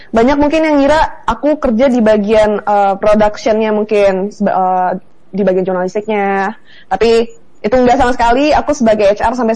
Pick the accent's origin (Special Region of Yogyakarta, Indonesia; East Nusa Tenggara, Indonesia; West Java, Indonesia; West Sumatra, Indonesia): West Sumatra, Indonesia; Bukittinggi; jadi kalau sana ditanya asli di mana, lahir di Bukit Tinggi, TK, SD, SMP, SMA di Bukit Tinggi. Cuma kalau ditanya kamu puang di mana, itu jawabannya di Tanjung Ampalu karena mama orang Tanjung Ampalu.